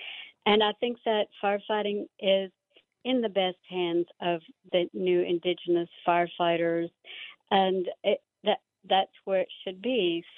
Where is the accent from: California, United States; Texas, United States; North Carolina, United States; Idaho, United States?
Texas, United States; near the Alabama-Coushatta reservation, East; I was raised near the Alabama Cascada.